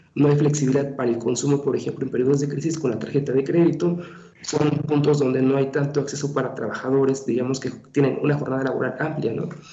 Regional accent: Mexico; como mexicanos, no somos gente delgada

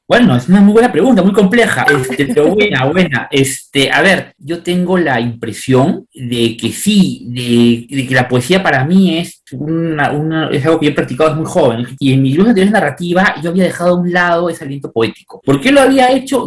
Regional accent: Peru; muchos peruanos

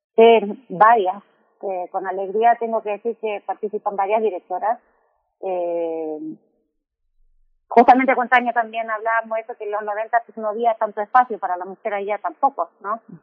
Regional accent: Chile; moved away as an adult; now in Mexico; soy chilena, eh, pero llevo 16 años acá

